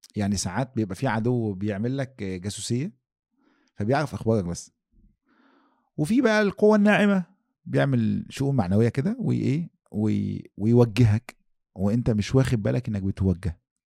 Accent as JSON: {"language": "Arabic", "country": "Egypt", "said": "واحنا عندنا في مصر"}